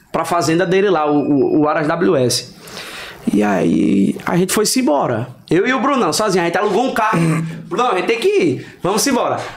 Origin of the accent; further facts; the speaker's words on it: Recife, Pernambuco, Brazil; Eu sou de Recife, a galera de Maceió cantando, Sertânia cantando